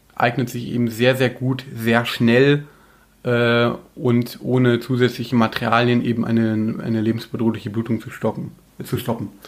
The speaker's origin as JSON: {"language": "German", "country": "Germany", "said": "bei uns in Deutschland"}